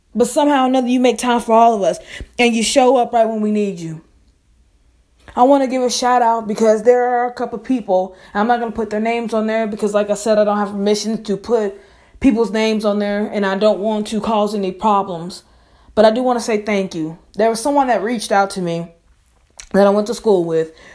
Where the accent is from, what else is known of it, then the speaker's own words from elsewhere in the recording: Biloxi, Mississippi, United States; my hometown, and state Biloxi, Mississippi